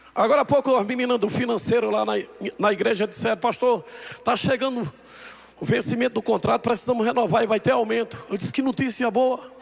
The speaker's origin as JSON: {"language": "Portuguese", "town": "Campina Grande", "region": "Paraíba", "country": "Brazil", "moved": "yes", "lives_now": "Taguatinga, Brazil", "said": "nós somos de Campina Grande, nós somos do interior, nós somos do Brasil, nós somos da Paraíba."}